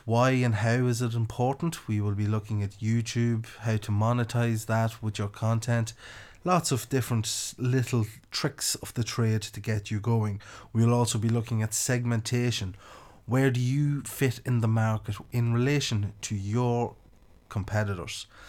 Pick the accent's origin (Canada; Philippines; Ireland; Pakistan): Ireland; County Louth; accent: country; also born or lived in Copenhagen, Denmark; I'm from County Louth in, uh, the Republic of Ireland